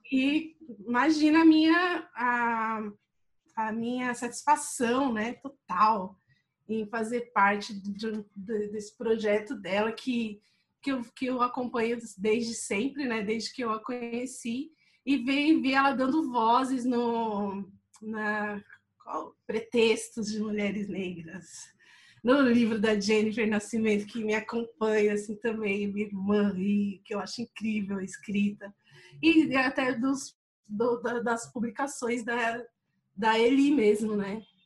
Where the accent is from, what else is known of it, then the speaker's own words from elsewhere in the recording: São Paulo, Brazil; moved away as an adult; eu sou do Parque do Lago, né? Eu, eu tinha acabado de voltar de um, um tempo que eu morei fora, assim, e estava revendo todas as minhas práticas, meus pensamentos, é, meio voltando para o lugar onde eu cresci